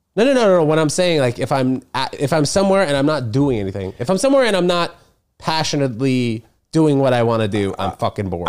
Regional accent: New York, United States; growing up in New York

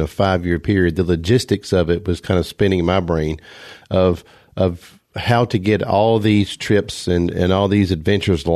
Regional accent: South Carolina, United States; my home state of South Carolina

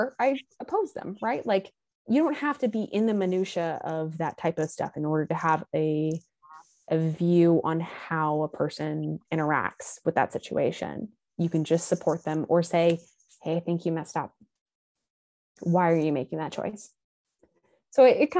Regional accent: Texas, United States; moved away; I'm from Texas.

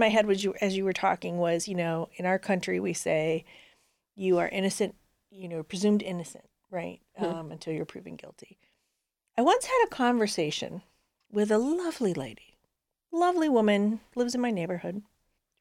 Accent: Southern California, United States; now in Cleveland, United States; where I grew up in Southern California

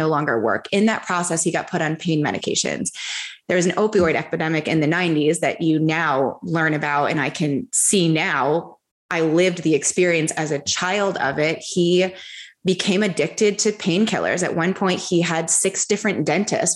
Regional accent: United States; I grew up in America

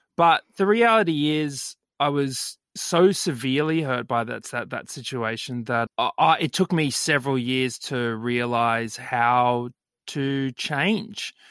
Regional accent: Brisbane, Queensland, Australia; I grew up in Brisbane, West Brizzy

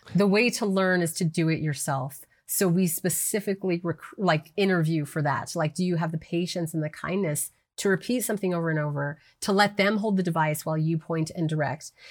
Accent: New Mexico, United States; moved away; I moved back to New Mexico, which is my home state

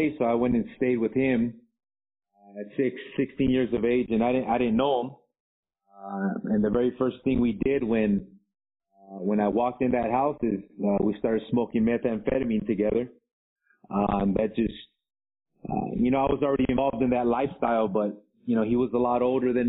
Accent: Los Angeles, California, United States; moved away as an adult; also born or lived in Baldwin Park, California; now in Arequipa, Peru; I grew up in the Los Angeles area between back and forth between South Central LA and the San Gabriel Valley, Baldwin Park to be exact

